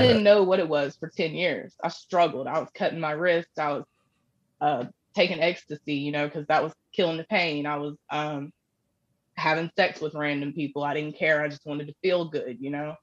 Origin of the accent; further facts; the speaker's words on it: Panama City, Florida, United States; moved away as an adult; now in Kentucky, United States; I actually grew up in Panama City, Florida